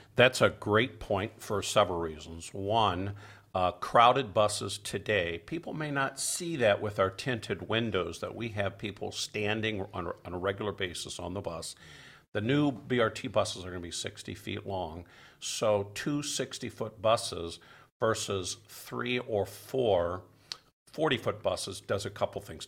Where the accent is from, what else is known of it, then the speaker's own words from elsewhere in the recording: Detroit, Michigan, United States; now in Madison, United States; I grew up in Detroit after the transit system was in decline